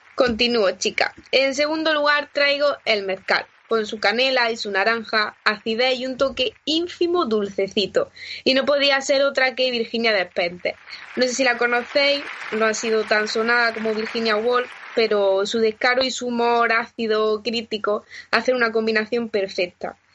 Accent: Granada, Andalusia, Spain; now in Madrid, Spain; en mi tierra, a los pies de la Alhambra

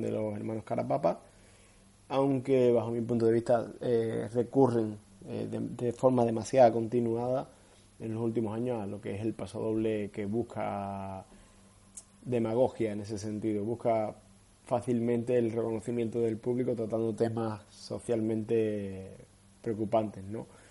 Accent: Cádiz, Andalusia, Spain; los que somos de, de la tierra, los que somos de Cádiz

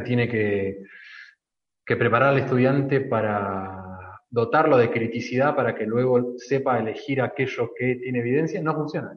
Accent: Argentina; como argentinos tenemos tendencia a los casicazgos

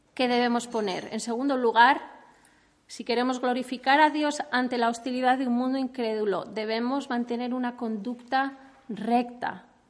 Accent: Spain; Los españoles

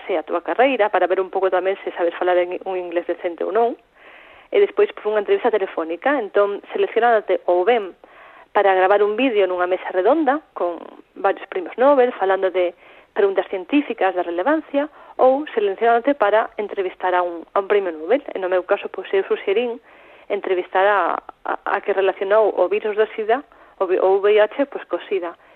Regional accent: Santiago de Compostela, Galicia, Spain

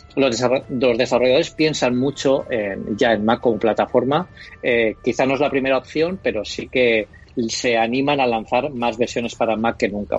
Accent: Elche, Valencian Community, Spain; yo también soy aquí de Elche y bueno, aquí me siento un poco como en casa

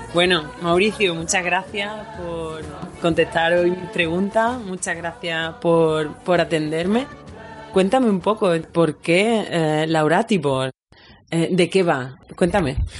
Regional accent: Andalusia, Spain; moved away as an adult; now in Berlin, Germany; Soy andaluza, vivo aquí desde hace ya unos años

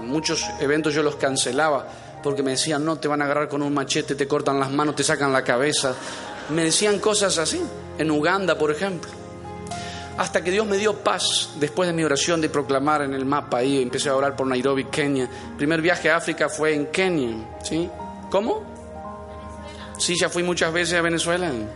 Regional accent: Entre Ríos, Argentina; moved away; alguien de allá entre ríos, en medio de las vacas? Nosotros somos del campo

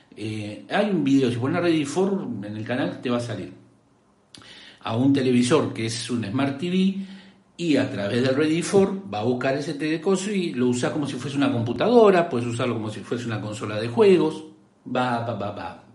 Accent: Rosario, Santa Fe, Argentina; accent: rioplatense; soy de Argentina, Rosario Santa Fe

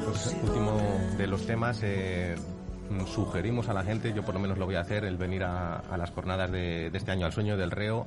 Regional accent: Valladolid, Castile and León, Spain; somos pucelanos

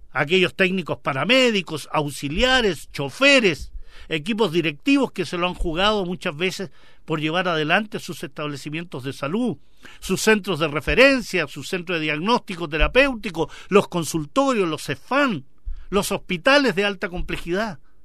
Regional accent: Chile; nosotros como chilenos

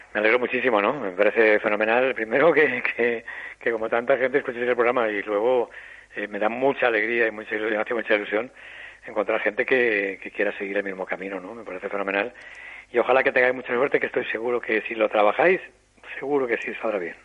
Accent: Castellón, Valencian Community, Spain

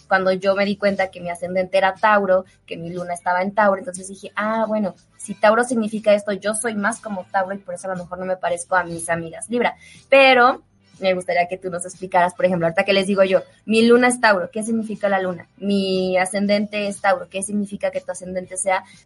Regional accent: León, Guanajuato, Mexico; now in Mexico City, Mexico; allá en León, mi pueblo

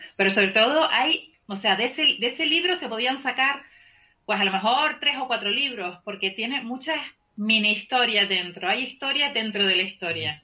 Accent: Canary Islands, Spain; yo soy canaria

